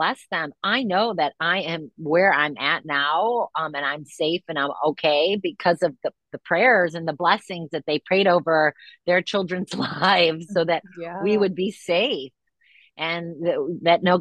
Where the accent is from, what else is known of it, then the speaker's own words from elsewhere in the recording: East Grand Rapids, Michigan, United States; I grew up in East Grand Rapids, Michigan